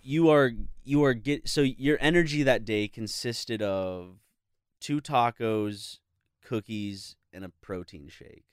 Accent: South Carolina, United States; moved away; we're both from South Carolina

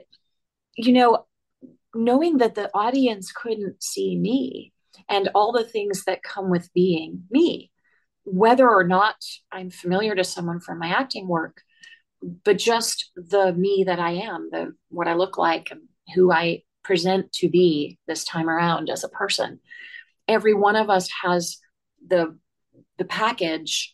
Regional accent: Worcester, Massachusetts, United States; I grew up in Worcester, Massachusetts

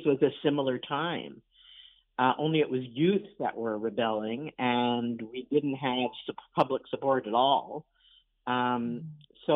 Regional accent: New York City, New York, United States; also born or lived in Montreal; now in Toronto, Canada; growing up in Brooklyn. And also, you know, it's a kind of joke, but Brooklyn, I'm a Brooklyn Jew

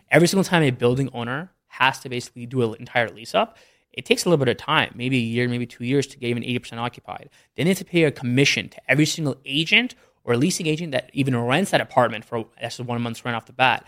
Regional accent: Canada; moved away as an adult; also born or lived in Philadelphia, United States / Detroit, United States; now in Dallas, United States; I grew up in Canada pretty much my whole life

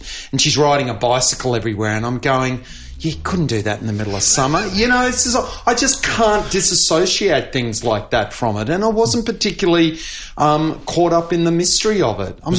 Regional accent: Queensland, Australia; as a Queenslander

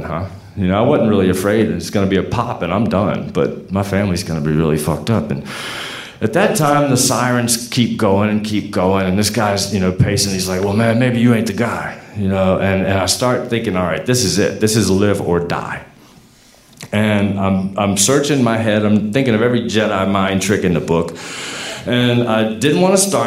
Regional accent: Portsmouth, Virginia, United States; I'm from Portsmouth

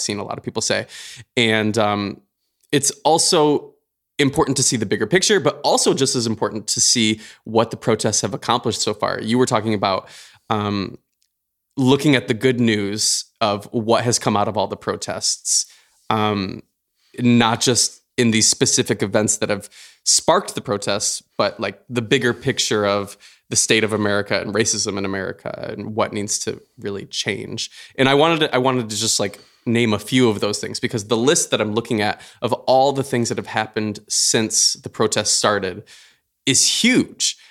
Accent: Michigan, United States; moved away; one of our good friends, Tessa Kanene, um, who we grew up with back in Michigan

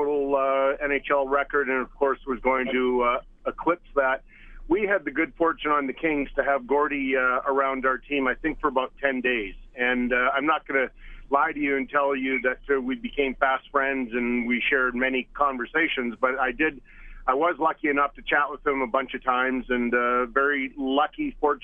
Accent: Edmonton, Alberta, Canada; moved away; I grew up in Edmonton, and as a young boy growing up in Elmwood in the west part of town

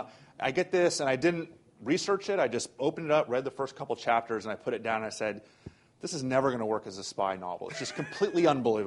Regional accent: Florida, United States; I'm from Florida.

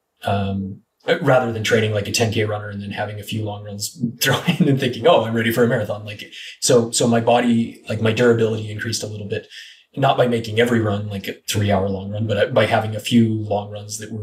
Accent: Northeastern Oregon, United States; moved away; also born or lived in Oahu, Hawaii; it's a very irrigated part where I grew up in Northeastern Oregon

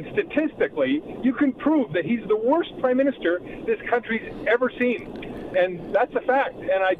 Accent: Alberta, Canada; I'm an Albertan, and I love Alberta. I'm 60-plus years old. I'm a business owner

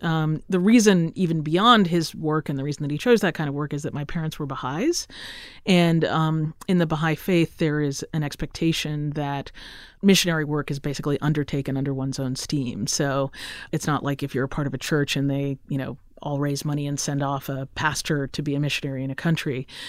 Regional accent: Roseville, Minnesota, United States; My dad did a PhD at the University of Minnesota. So I get to claim that I'm from Minnesota because I spent my agonizing middle school years there. Yay, Roseville area middle school.

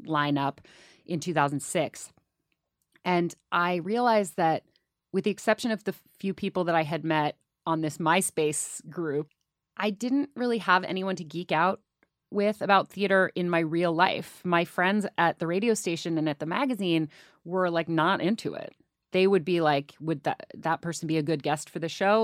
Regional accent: Oakland, California, United States; I grew up in Oakland, California, which is right across the bay from San Francisco.

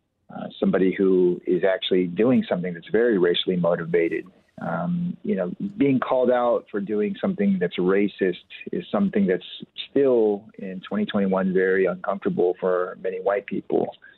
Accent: California, United States; born there; when I would tell them that I was born in California.

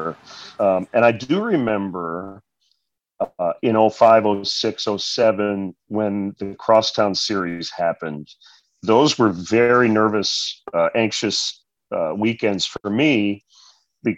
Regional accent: Michigan, United States; now in Chicago, United States; I grew up in Michigan, and the Tigers were the team

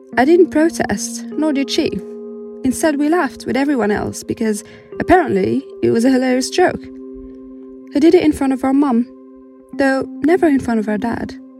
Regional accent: Morocco; moved away as an adult; now in United Kingdom; I was born and raised in Morocco and only moved to the UK three years ago

